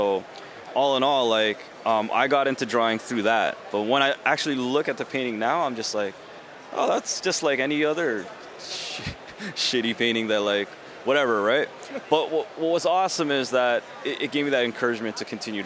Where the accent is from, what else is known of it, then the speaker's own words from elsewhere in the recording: Toronto, Ontario, Canada; I'm from Canada